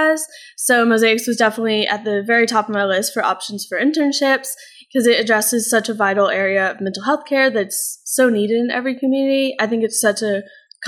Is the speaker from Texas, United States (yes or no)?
yes; The Woodlands, Texas, United States; I also grew up in the Woodlands, too, so I'm here for the summer